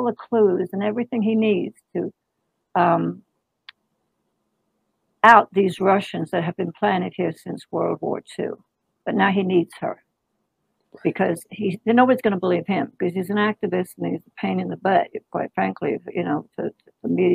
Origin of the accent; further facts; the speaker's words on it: England, United Kingdom; moved away; I was born and raised in England